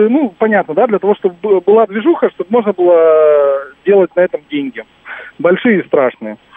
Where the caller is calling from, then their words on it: Moscow, Russia; Да, здравствуйте. Москва.